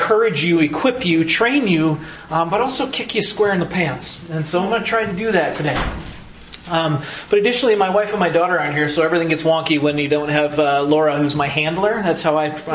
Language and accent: English; Wisconsin, United States; accent: Wisconsin; my Wisconsin accent